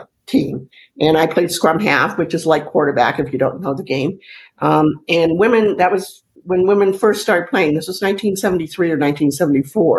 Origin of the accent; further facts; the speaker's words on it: Sudbury, Ontario, Canada; moved away as an adult; also born or lived in St. Catharines, Ontario / Brockport, New York; I'm Canadian, so I'll let you know I grew up in Canada. My hometown where I went to high school was Sudbury, Ontario